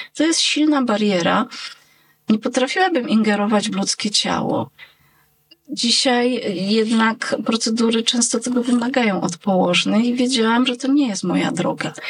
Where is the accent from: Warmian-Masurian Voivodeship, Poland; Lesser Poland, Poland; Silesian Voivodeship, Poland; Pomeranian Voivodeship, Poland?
Lesser Poland, Poland; Jadowniki; nasze wzgórze Bocheniec w Jadownikach